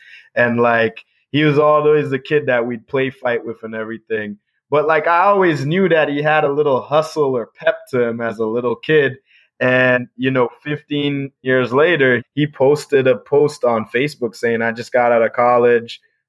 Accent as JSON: {"language": "English", "town": "Ithaca", "region": "New York", "country": "United States", "tie": "born or raised there", "said": "So I had a friend named Pima Mbwana, who I grew up with in Ithaca."}